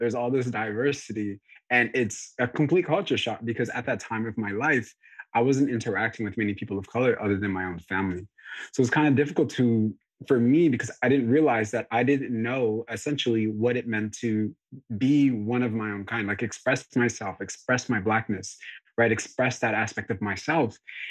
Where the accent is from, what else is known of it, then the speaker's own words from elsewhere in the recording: DR Congo; born there; I was born in Congo, and at that time I was born in 94.